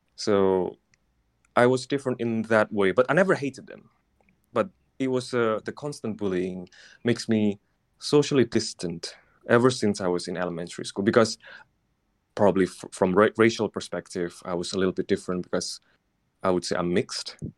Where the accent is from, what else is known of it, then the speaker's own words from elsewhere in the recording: Surabaya, East Java, Indonesia; moved away; I'm from Surabaya